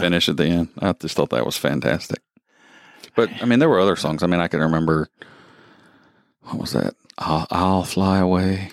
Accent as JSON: {"language": "English", "region": "the South", "country": "United States", "tie": "born or raised there", "moved": "yes", "said": "I grew up in the South"}